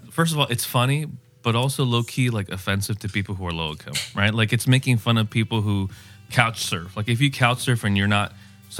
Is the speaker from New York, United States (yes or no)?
no; Chula Vista, California, United States; also born or lived in East County, San Diego; I was born in East County. Yeah. And then I was raised in Chula Vista.